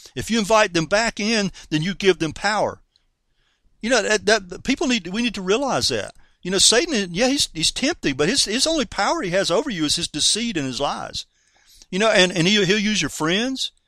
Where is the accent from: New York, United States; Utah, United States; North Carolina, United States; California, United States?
North Carolina, United States; I'm a Southerner from North Carolina, you know, and us Southern folks like to say, I reckon